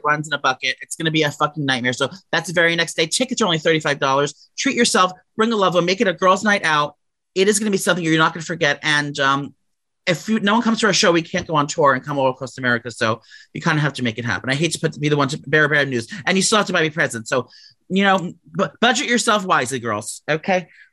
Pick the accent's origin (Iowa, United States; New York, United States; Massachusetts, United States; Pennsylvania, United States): New York, United States; New York City; as a young gay boy growing up in New York City